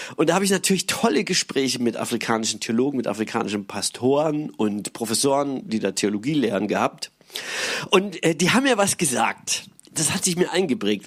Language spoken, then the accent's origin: German; Germany; als Europäer und als Deutsche